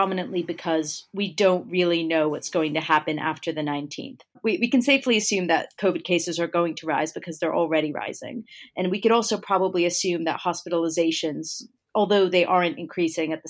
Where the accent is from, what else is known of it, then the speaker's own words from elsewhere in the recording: United States; as an American